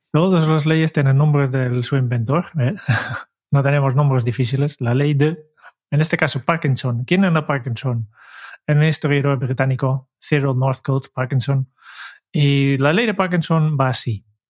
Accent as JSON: {"language": "Spanish", "country": "Netherlands", "said": "como buen holandés"}